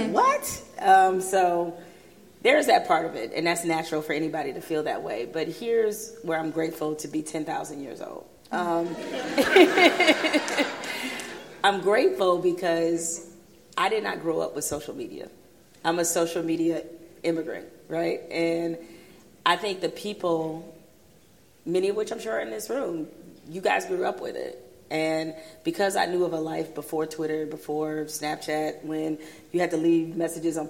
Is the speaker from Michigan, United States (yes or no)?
yes; Detroit, Michigan, United States; moved away; I grew up in Detroit. I mean, the city was like 90% black.